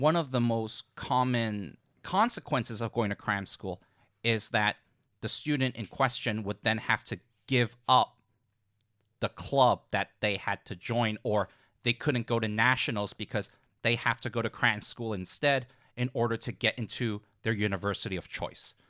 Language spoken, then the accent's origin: English; Hong Kong; when I was growing up in Hong Kong, I also went to tutoring right after school